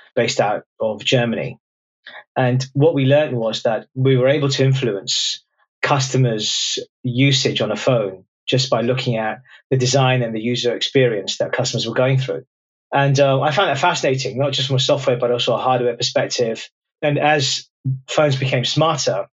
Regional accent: London, United Kingdom; But I grew up was born in London, immigrant family, first kid born in the UK

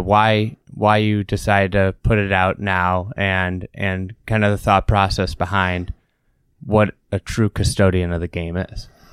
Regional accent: United States; as an American

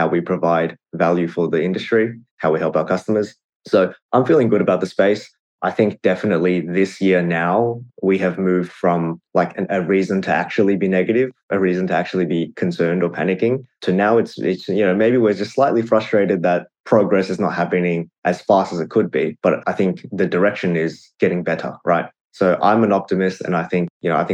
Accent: Australia; I come from an immigrant family. I'm first generation Australian

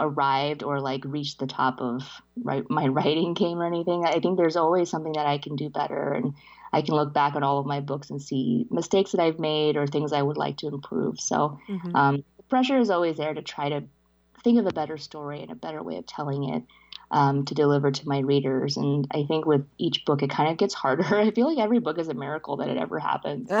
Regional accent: New Orleans, Louisiana, United States; English is a second language; also born or lived in China; I came to the States with my parents when I was five, in 89, and we settled in New Orleans

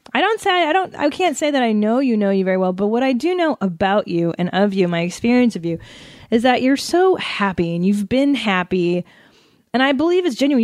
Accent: Los Angeles, California, United States; I grew up here in San Fernando Valley

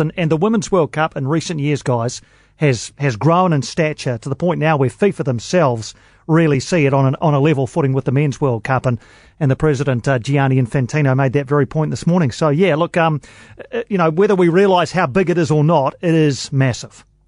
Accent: Wellington, New Zealand; dear old Sky Stadium here in Wellington, which is an oval, but it's in my hometown

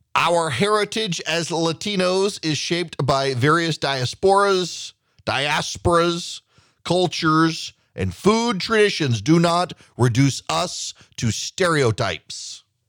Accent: South Louisiana, United States; now in Georgia, United States; I'm part Cajun, part Sweden, Swedish from South Louisiana, living in Georgia

